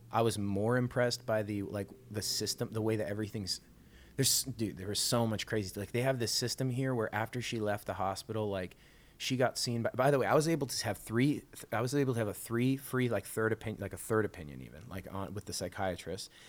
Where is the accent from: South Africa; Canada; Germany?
Canada; They know I'm from Canada, so they start saying like, oh, how are the lines for the healthcare?